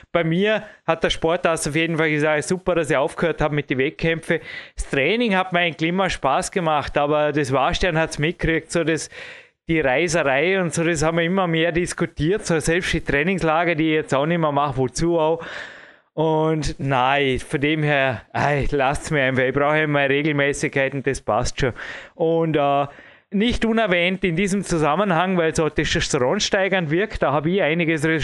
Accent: Austria; ich kann nur als Österreicher

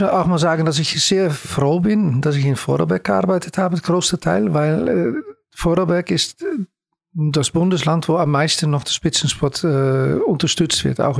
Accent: The Hague, South Holland, Netherlands; German is a second language; Ja, okay, ich komme aus Den Haag. Okay. Das ist Holland.

